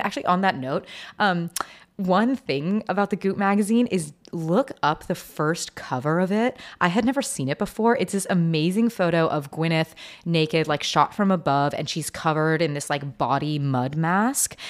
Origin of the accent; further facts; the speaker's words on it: Seattle, Washington, United States; I grew up in Seattle